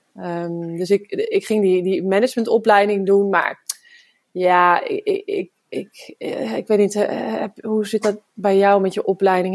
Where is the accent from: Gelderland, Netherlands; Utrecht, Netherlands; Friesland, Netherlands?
Utrecht, Netherlands; Woudenberg; Ik eh, ben geboren in Woudenberg en daar hadden we een hele grote tuin